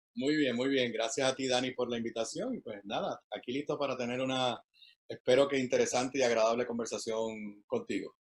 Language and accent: Spanish; San Juan, Puerto Rico; also born or lived in Washington, D.C.; yo soy nacido y criado aquí en, Río Piedra